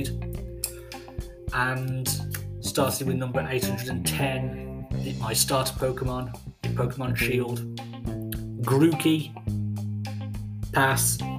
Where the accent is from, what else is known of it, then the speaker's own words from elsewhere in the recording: England, United Kingdom; I am from England